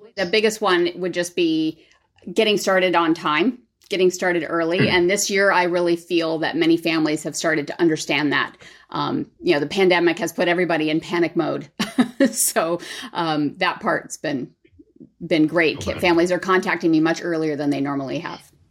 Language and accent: English; Southern California, United States; I grew up in Southern California